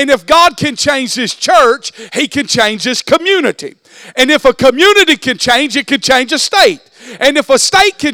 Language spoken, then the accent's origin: English; Alma, Georgia, United States; moved away as an adult; also born or lived in Wayne County, Georgia; I was born and raised in Alma, Georgia